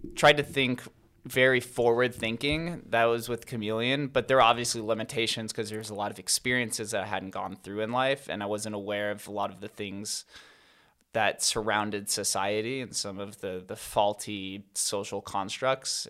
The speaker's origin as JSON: {"language": "English", "town": "Las Vegas", "region": "Nevada", "country": "United States", "said": "I'm from Vegas."}